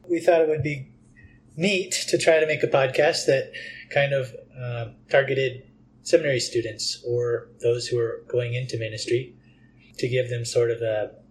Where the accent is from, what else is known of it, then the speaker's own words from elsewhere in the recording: Washington, United States; moved away as an adult; now in Colorado, United States; And I'm from Washington State.